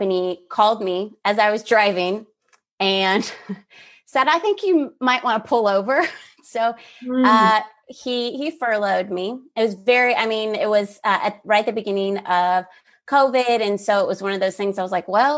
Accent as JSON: {"language": "English", "town": "Kansas City", "country": "United States", "also_born_or_lived": "Dallas, Texas", "moved": "yes", "said": "I moved from Dallas, Texas to back to where closer to where I'm from in Kansas City"}